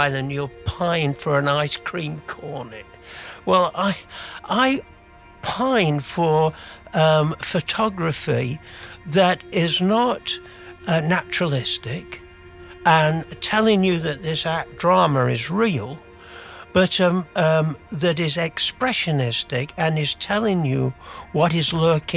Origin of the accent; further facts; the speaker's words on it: England, United Kingdom; moved away as an adult; now in Canada; I'm from England, as you might have gathered by the accent, although I've lived in Canada since 1977